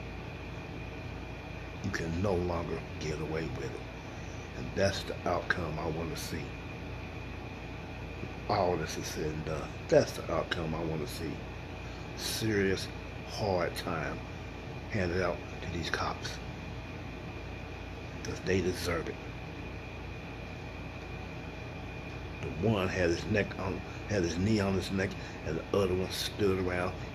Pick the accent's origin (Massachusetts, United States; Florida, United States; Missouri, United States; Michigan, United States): Missouri, United States; Kansas City; my hometown, and I live here in Kansas City, Missouri